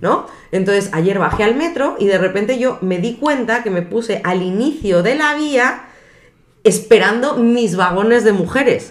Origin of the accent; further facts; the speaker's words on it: Madrid, Community of Madrid, Spain; moved away as an adult; also born or lived in Lyon, France; now in Mexico; mi barrio me lo han cambiado